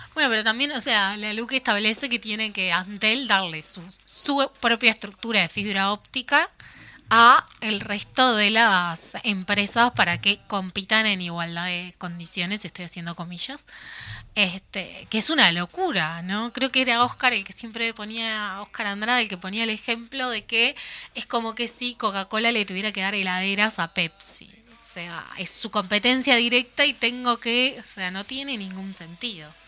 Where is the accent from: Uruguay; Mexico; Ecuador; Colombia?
Uruguay; Paysandú; yo soy de Andú